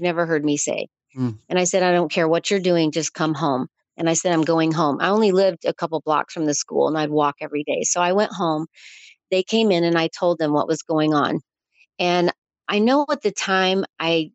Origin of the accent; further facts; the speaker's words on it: Chattanooga, Tennessee, United States; moved away; I was born in Chattanooga